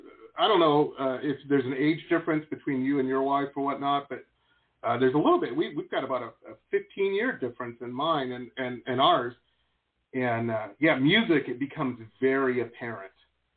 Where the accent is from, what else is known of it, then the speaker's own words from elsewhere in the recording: Detroit, Michigan, United States; moved away as an adult; also born or lived in Boston; now in Los Angeles, United States; I grew up in Metro Detroit, and I wanted to get to L.A. so bad